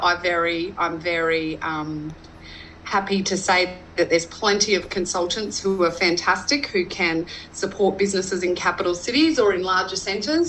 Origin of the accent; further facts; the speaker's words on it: north of Roma, Western Queensland, Australia; now in Goondiwindi, Australia; I grew up in Western Queensland, um, north of Roma, uh, on my family's um, grazing property.